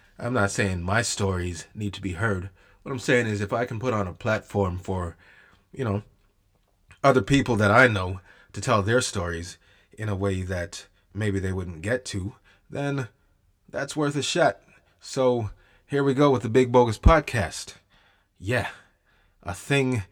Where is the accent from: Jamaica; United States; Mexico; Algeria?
Jamaica; now in Canada; the storytelling culture in Jamaica, at least when I was growing up, was way different than it is over here in Canada